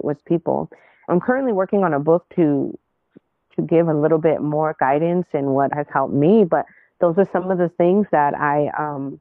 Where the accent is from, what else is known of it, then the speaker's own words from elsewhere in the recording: Inland Empire, Southern California, United States; also born or lived in Los Angeles County; I grew up in the Inland Empire, well, partially in LA County, and then the Inland Empire as I came into like my young adult life and teenage years